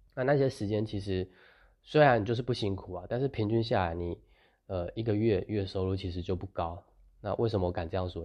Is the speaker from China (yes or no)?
no; Taiwan; 我们这个时，年代的人，就是从小生活在比较，大部分，我是说大部分，然后在台湾，就是生活在比较，呃，优渥的环境